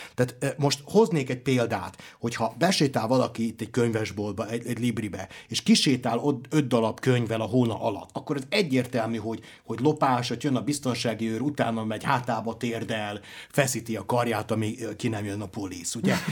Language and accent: Hungarian; Zrenjanin, Vojvodina, Serbia; moved away; Én határon túli magyarként, ugye délvidéki nagybecskerekiként